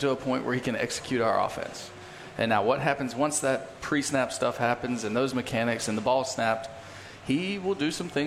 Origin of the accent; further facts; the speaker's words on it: Texas, United States; moved away as an adult; I grew up in Texas, lived my whole life here until 18 years old.